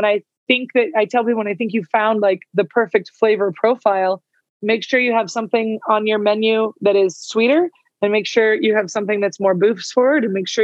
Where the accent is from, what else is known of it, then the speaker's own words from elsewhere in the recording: California, United States; now in Albuquerque, United States; I grew up in California.